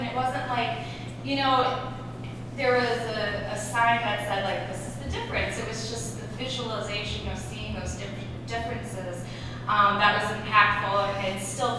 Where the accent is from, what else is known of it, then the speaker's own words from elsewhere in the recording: Minnesota, United States; I'm originally from Minnesota, so I was excited to see that you were talking tonight.